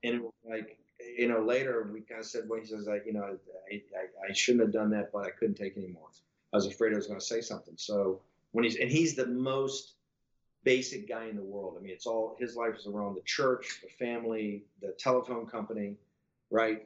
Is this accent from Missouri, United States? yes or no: no; Richmond, Virginia, United States; also born or lived in Norfolk, Virginia; in '64, we lived in an old neighborhood in the north side of Richmond, Virginia